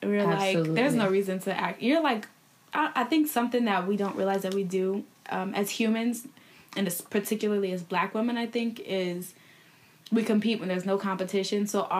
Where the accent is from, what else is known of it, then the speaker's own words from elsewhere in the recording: Columbus, Ohio, United States; moved away as an adult; now in New Jersey, United States; I'm from Columbus, Ohio, but I came to Jersey for school. I went to Seton Hall University.